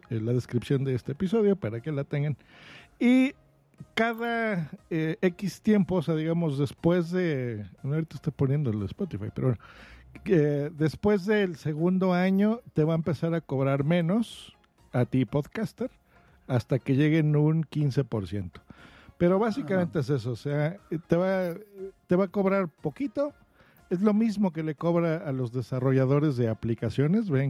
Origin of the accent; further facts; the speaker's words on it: Huelva, Andalusia, Spain; born there; Nací en Huelva